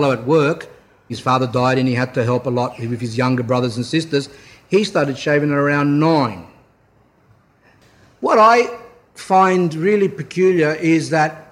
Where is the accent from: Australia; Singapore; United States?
Australia; we're Australian